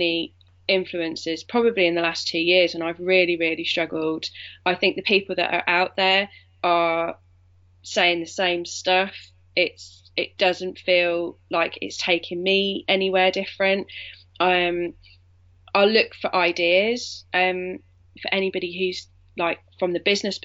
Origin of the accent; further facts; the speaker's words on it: Yorkshire and the Humber, United Kingdom; I was born in Yorkshire.